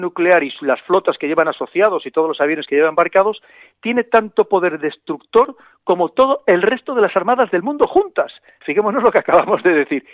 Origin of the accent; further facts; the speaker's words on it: Spain; como somos los españoles